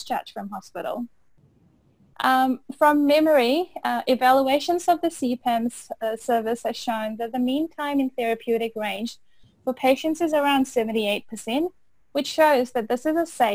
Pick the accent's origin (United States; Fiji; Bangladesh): Fiji; also born or lived in Otago, New Zealand; now in Auckland, New Zealand; I am originally from Fiji and I completed my Bachelor of Pharmacy from Otago in 2009 before moving to Auckland to do my internship